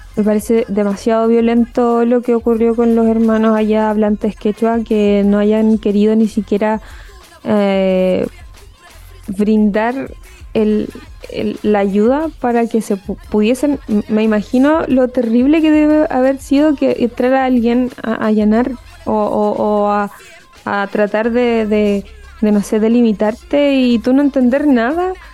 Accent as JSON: {"language": "Spanish", "country": "Chile", "said": "nosotros como eh, chilenos"}